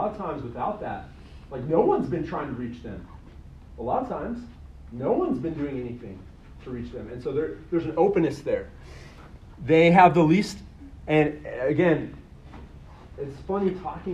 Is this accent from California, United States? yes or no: no; Colorado, United States; I'm from Colorado